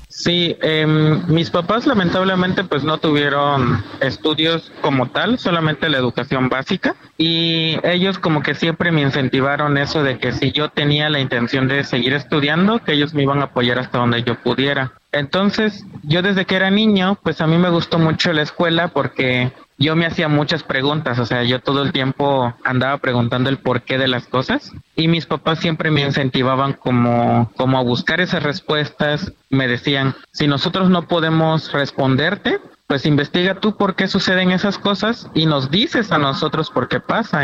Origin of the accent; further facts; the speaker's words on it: Betania, Mexico; en mi pueblo ni siquiera hay señal de teléfono